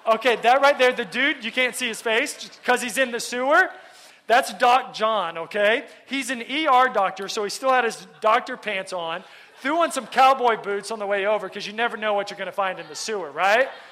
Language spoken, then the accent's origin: English; Texas, United States; moved away; I'm from Texas.